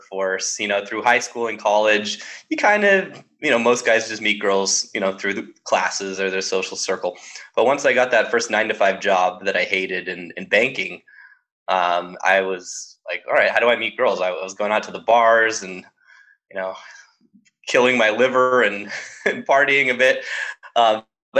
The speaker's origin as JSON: {"language": "English", "region": "Southern California", "country": "United States", "tie": "born or raised there", "said": "growing up in Southern California"}